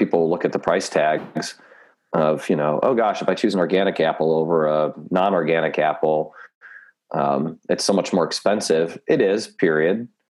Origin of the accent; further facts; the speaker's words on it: Chicago, Illinois, United States; moved away; back where I grew up in the Chicagoland area